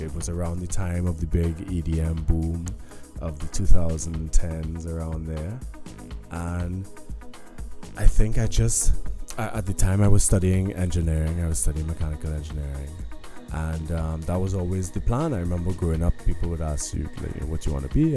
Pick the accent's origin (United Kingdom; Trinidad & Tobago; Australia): Trinidad & Tobago; moved away as an adult; now in Berlin, Germany; growing up in Trinidad um, and going to yeah living in Trinidad my whole life